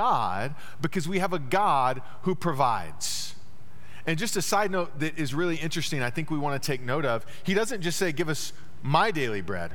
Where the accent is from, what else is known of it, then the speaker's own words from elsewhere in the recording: Dallas, Texas, United States; moved away; also born or lived in Terre Haute, Indiana; growing up in Dallas